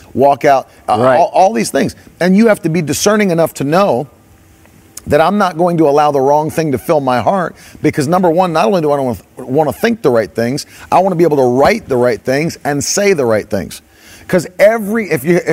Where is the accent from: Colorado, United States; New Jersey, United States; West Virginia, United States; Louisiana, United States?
West Virginia, United States; I grew up in West Virginia